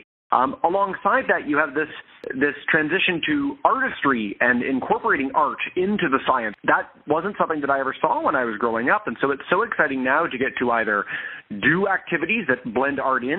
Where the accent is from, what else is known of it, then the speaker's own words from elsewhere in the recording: Toronto, Ontario, Canada; I grew up in Toronto, Ontario, Canada, so the biggest city in the country